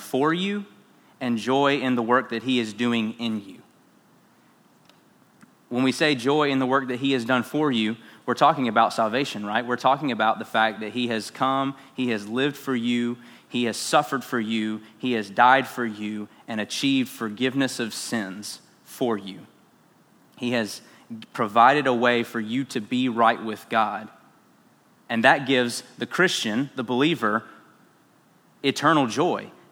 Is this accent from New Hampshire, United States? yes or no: no; South Carolina, United States; moved away; I am from South Carolina